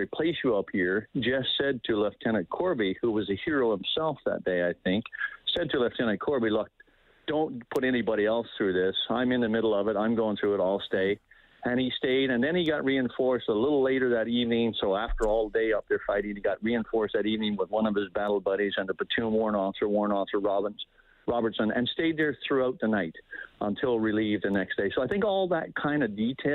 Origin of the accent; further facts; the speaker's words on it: Canada; we as a nation, we as the Canadian Armed Forces